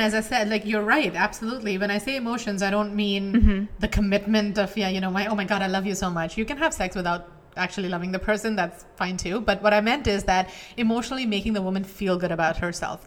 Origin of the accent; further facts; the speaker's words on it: India; moved away; I grew up in India. Yeah. Right? So my um, teenage years were in India